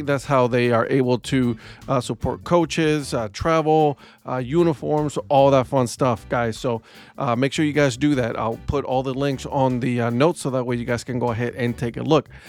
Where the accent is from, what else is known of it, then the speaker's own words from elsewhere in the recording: Ohio, United States; now in North Carolina, United States; we're from Ohio.